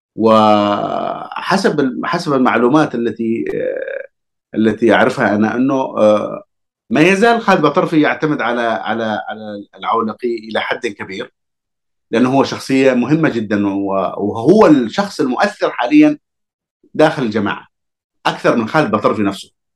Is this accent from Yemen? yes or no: yes; Hadhramaut, Yemen; أنا كحضرمي